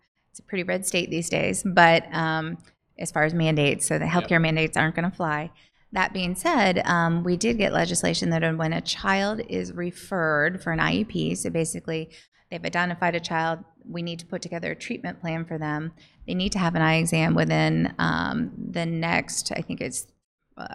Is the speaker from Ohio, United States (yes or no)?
yes; Columbus, Ohio, United States; This is the Ohio State University College of Optometry. I was born and raised in Columbus.